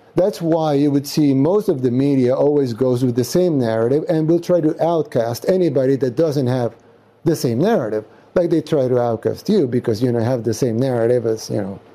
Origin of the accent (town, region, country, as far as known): El Salvador; also born or lived in Nuevo Cuscatlán